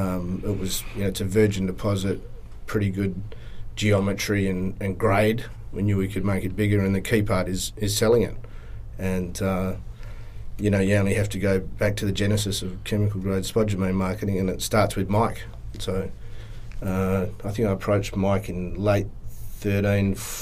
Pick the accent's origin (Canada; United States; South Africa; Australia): Australia; Kalgoorlie, Western Australia; Born and bred in Kalgoorlie.